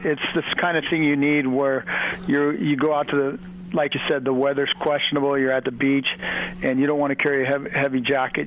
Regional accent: Dana Point, California, United States; I grew up in Dana Point

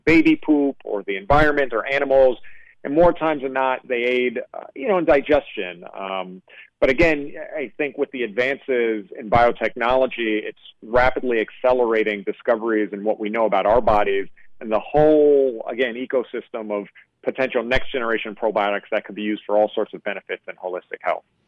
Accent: New York, United States; I grew up in New York

